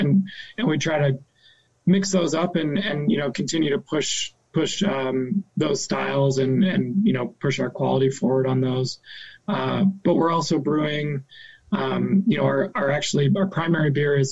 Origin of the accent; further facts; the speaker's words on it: Maine, United States; moved away as an adult; also born or lived in Minneapolis; I grew up in Maine, but I've been gone for about 15 years since I left for college